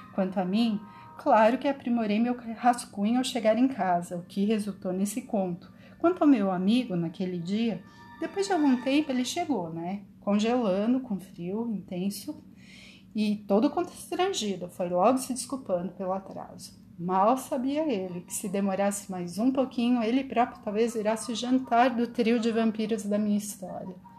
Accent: São Paulo, Brazil; Eu sou paulistana e amo é a cidade que eu moro

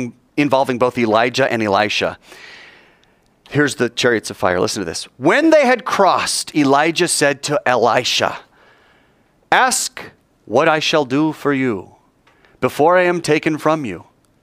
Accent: United States; we're American

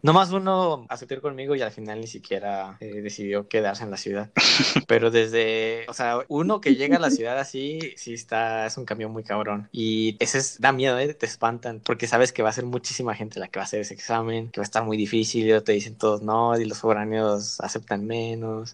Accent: Chihuahua, Mexico; moved away as an adult; now in Mexico City, Mexico; yo soy de Chihuahua

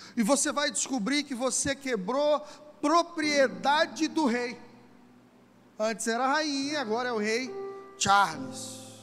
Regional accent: Brazil; somos brasileiros, temos uma cultura, gostamos de samba, feijoada, futebol

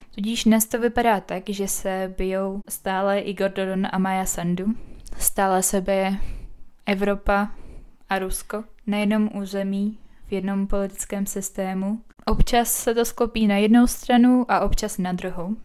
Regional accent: Czechia; also born or lived in Moldova; celý život život tady v Česku v podstatě od 6 let

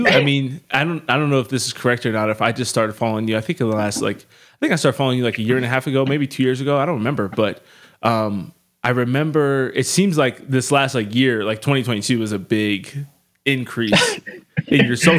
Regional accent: Harrisburg, Pennsylvania, United States; moved away; also born or lived in Cincinnati, Ohio; I'm from Harrisburg, Pennsylvania originally. And I lived in, I lived in Walnut Hills for a year in Cincinnati.

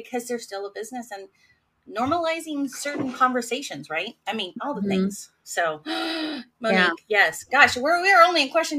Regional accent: Hawaii, United States; moved away; I'm Hawaiian. I, you know, there's a lot of things we do back home in Hawaii.

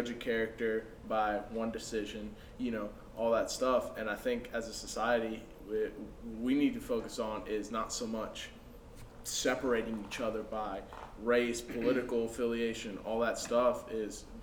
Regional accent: United States; I'm a first generation, but I'm an American, you know, I was born here

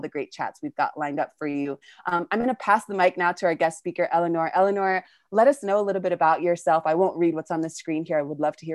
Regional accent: California, United States; now in Argentina; I'm calling from Argentina, originally from California

